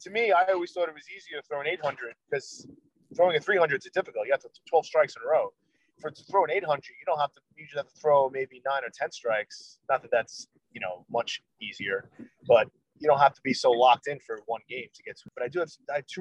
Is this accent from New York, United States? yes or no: yes; Levittown, New York, United States; also born or lived in Long Beach, New York; I grew up in Levittown on Long Island, right in the middle of Long Island.